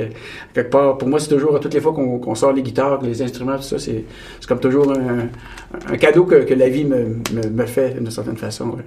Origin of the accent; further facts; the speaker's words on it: Abitibi-Témiscamingue, Quebec, Canada; je suis né au, en Abitibi, au Témiscamingue, puis on, on, côtoyait un peu la, frontière euh, américaine, euh, ontarienne.